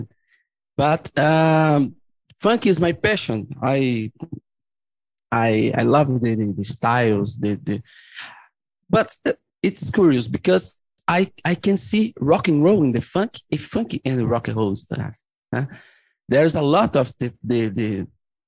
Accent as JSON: {"language": "English", "region": "São Paulo", "country": "Brazil", "tie": "born or raised there", "said": "I grew up in Brazil, suburban São Paulo, Brazil"}